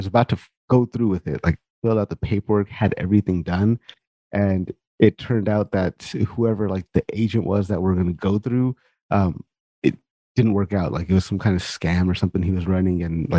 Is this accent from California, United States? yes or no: yes; California, United States; I speak-ish Punjabi and a little bit of Hindi, but mostly, you know, English. But like I grew up in California, so we spoke a lot of Spanish in school. So like I'm pretty comfortable with Spanish.